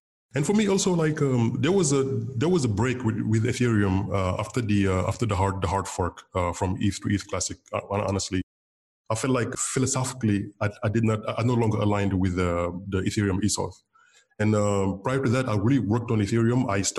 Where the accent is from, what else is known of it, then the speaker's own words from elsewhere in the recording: Senegal; I just wanted to basically start something in West Africa, in my home country. And I just started the Dakar Bitcoin Developers Meetup.